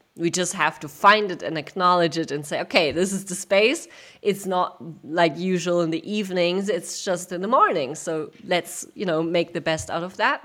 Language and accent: English; Germany; I grew up in Germany